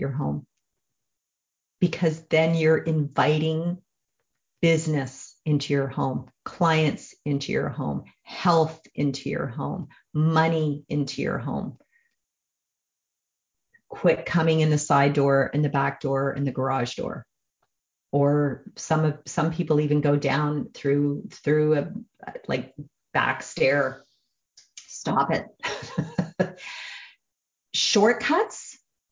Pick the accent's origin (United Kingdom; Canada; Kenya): Canada; I'm a Canadian